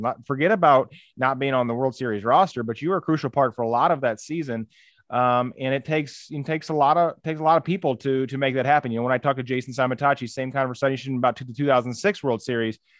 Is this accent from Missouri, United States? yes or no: yes; St. Louis, Missouri, United States; I grew up here in Saint Louis